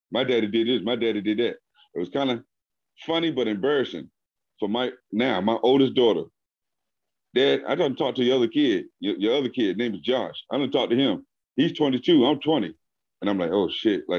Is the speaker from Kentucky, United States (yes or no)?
no; Virginia, United States; I'm from Virginia